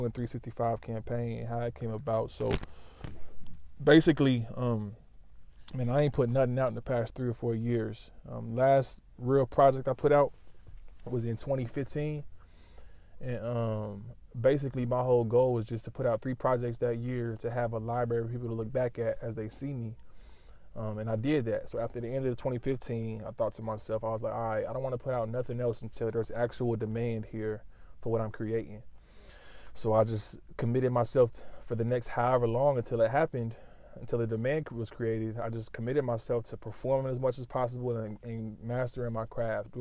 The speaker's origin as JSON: {"language": "English", "town": "Lawton", "region": "Oklahoma", "country": "United States", "said": "I'm from Lawton, Oklahoma"}